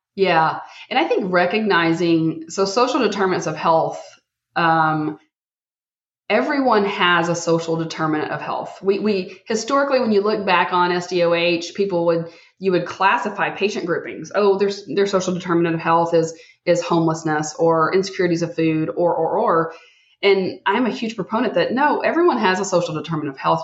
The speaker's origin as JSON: {"language": "English", "region": "Texas", "country": "United States", "said": "as a Texan"}